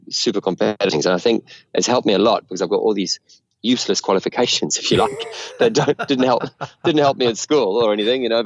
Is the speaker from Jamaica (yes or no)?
no; South Africa; growing up in South Africa, we had, you know, the A-Team and Airwolf and Dukes of Hazzard